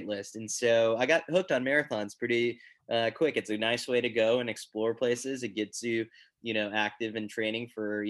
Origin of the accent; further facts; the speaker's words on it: New York, United States; I'm a New Yorker